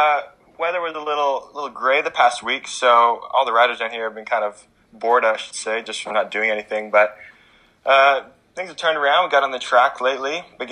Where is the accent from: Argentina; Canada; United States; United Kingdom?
Canada; we're from Canada.